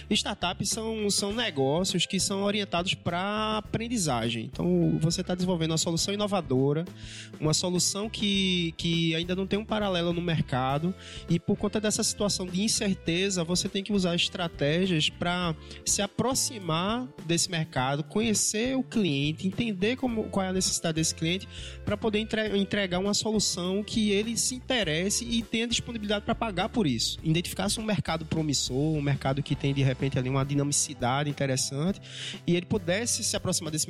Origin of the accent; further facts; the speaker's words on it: Vitória de Santo Antão, Pernambuco, Brazil; Pois é, rapaz. É … é lá do interior de Pernambuco, uma cidade chamada Vitória de Santo Antão.